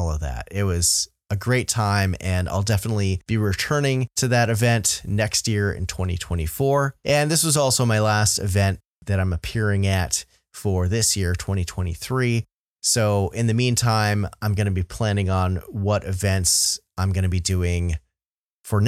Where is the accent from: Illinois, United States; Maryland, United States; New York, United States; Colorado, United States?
New York, United States; my home state